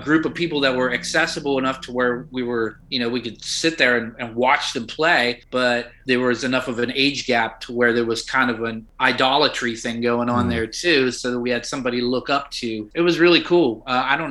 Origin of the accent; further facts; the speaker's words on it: Wheeling, West Virginia, United States; I'm from West Virginia, born and raised in the northern panhandle of West Virginia